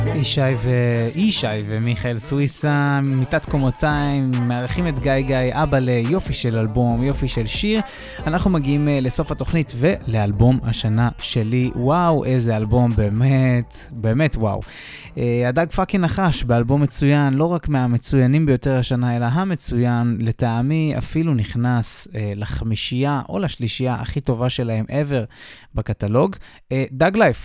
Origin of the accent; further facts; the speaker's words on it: Israel; moved away; כישראלי שמתגורר מחוץ לארץ כבר שנים